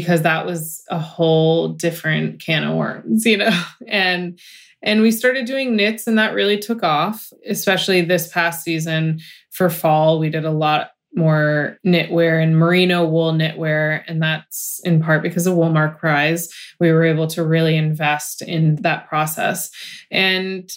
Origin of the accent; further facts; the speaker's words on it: United States; I'm American